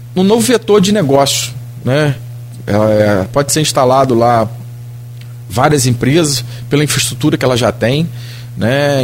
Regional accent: Baixada Campista, Rio de Janeiro, Brazil; sou da Baixada, né? Meu, minha família tem até uma cerâmica lá no, no Veiga ali

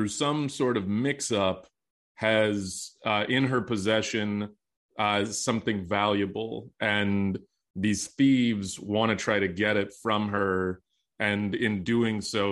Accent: Texas, United States; I grew up in Texas

